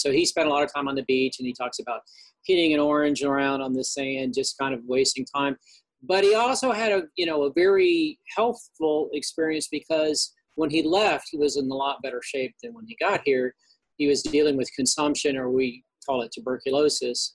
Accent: Gainesville, Florida, United States; I grew up in Florida

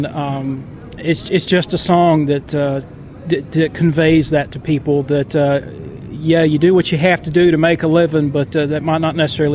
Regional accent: Oxford, Florida, United States; I'm originally from Florida. I'm a second generation Floridian

